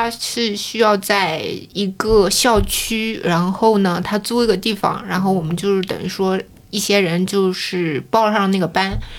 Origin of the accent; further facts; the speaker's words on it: Hefei, Anhui, China; moved away as an adult; also born or lived in United States; 因为我是合肥人嘛，所以我一直都在妈妈身边。